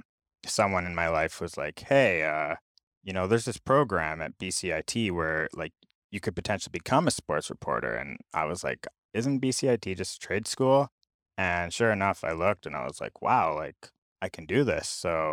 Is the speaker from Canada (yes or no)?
yes; Abbotsford, British Columbia, Canada; So I grew up in Abbotsford in the Fraser Valley on the mainland